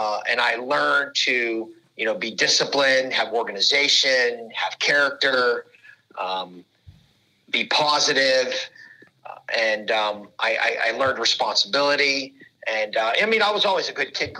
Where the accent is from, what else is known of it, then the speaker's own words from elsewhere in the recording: Pittsburgh, Pennsylvania, United States; I'm from Pittsburgh